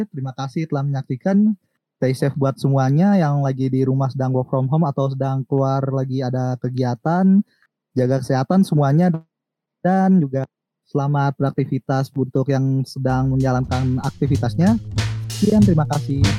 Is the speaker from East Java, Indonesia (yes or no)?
yes; Nganjuk, East Java, Indonesia; Anjing dua jam dari kampung gue di Nganjuk.